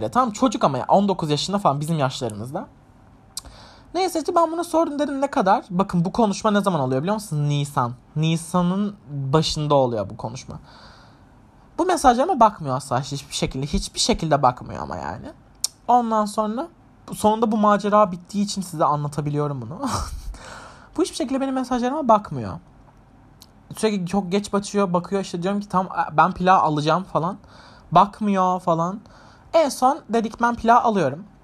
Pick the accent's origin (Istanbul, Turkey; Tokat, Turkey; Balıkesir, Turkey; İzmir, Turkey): Istanbul, Turkey; born there; İstanbul zaten benim doğduğum yer. Pendik doğumluyum ben.